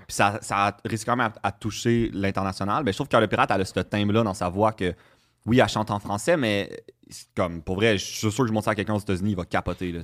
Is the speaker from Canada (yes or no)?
yes; Saint-Jérôme, Quebec, Canada; je viens de Saint-Jérôme